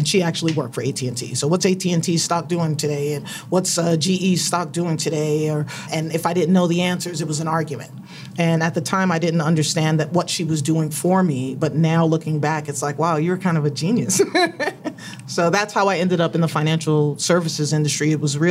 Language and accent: English; New York, United States; now in Orange County, United States; I was originally from New York. We moved from New York to Orange County, California